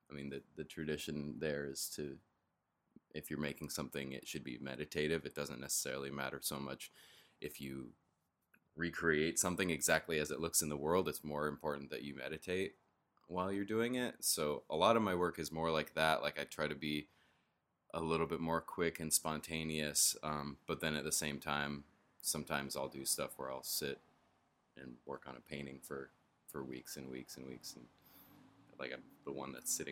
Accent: Denver, Colorado, United States; I didn't really know that much about him growing up even though I grew up in Denver, but there's an exit right off the freeway named after him and then there's another road in Denver named after him

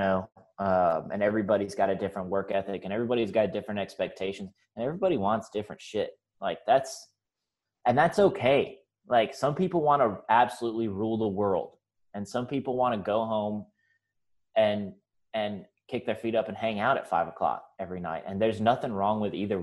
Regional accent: Mississippi Delta, United States; also born or lived in Orlando, Florida / Austin, Texas; now in Springfield, United States; I'm originally from the Mississippi Delta, which is, like, the place in the South that everybody makes fun of in movies

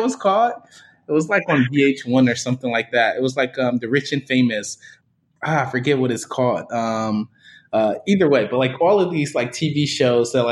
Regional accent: Detroit, Michigan, United States; I grew up in Detroit, born and raised, initially in the Jeffries Projects in Detroit

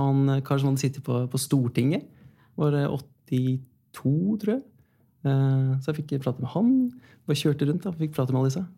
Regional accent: Kongsberg, Buskerud, Norway; moved away; Da var jeg hjemme i Kongsberg

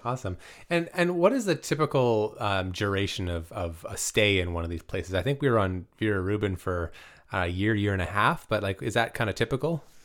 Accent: Canada; now in Vancouver, Canada; I'm very bad Canadian

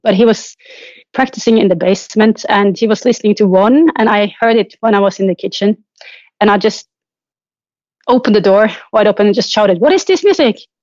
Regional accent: Trondheim, Trøndelag, Norway; moved away; I'm traveling to my hometown, Trondheim

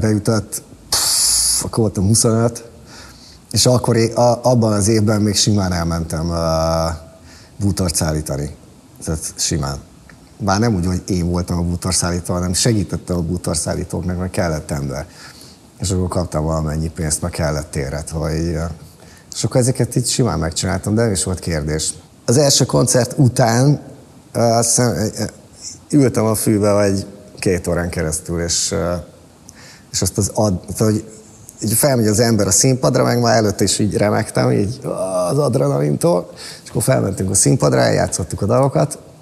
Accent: Balatonszárszó, Somogy, Hungary; born or raised there

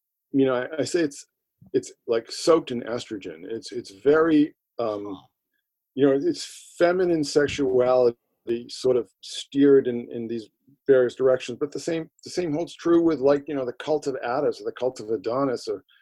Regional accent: Boston, Massachusetts, United States; we're from Boston and I'm old enough to remember when, like, you know, the Catholic Church was the law

